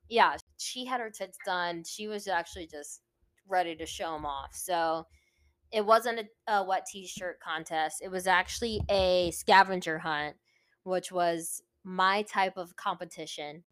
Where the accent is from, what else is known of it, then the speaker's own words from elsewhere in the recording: Virginia Beach, Virginia, United States; now in California, United States; I'm originally from Virginia, Virginia Beach, Virginia